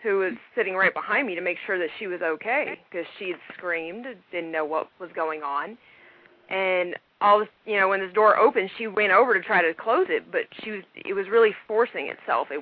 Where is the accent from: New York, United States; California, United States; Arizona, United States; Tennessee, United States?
Tennessee, United States; now in Okinawa, Japan; I'm technically from Tennessee, which is where the 615 comes from, but I'm in Okinawa right now